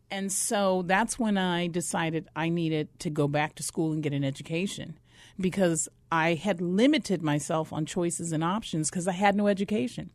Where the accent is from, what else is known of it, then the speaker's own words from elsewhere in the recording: Flagstaff, Arizona, United States; also born or lived in Mississippi; I'm from Mississippi, but I was raised in northern Arizona up in Flagstaff